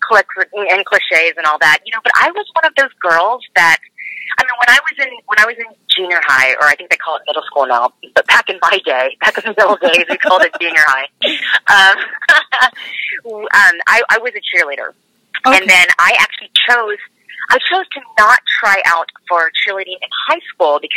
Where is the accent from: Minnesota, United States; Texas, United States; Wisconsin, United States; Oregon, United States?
Texas, United States; Dallas; also born or lived in Tulsa, Oklahoma; I was raised in Dallas, Texas, and grew up there since I was 5 years old. And before that, I was in Tulsa, Oklahoma.